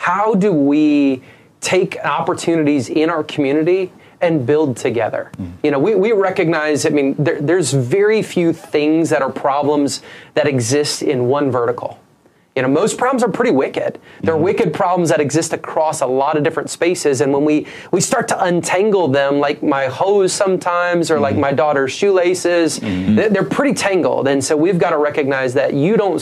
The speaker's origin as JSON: {"language": "English", "region": "Southeast Michigan", "country": "United States", "tie": "born or raised there", "moved": "yes", "lives_now": "Mobile, United States", "said": "I'm a kid who was born and raised in Southeast Michigan"}